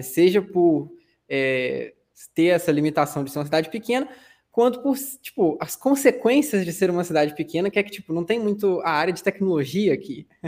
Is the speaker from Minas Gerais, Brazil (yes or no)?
no; São Fidélis, Rio de Janeiro, Brazil; eu sou de São Fidélis, interior do Rio de Janeiro, tem 30 e poucos mil habitantes